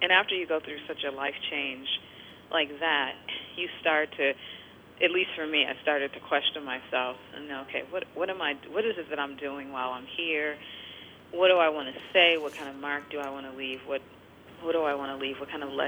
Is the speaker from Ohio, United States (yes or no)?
no; Detroit, Michigan, United States; moved away; growing up in Detroit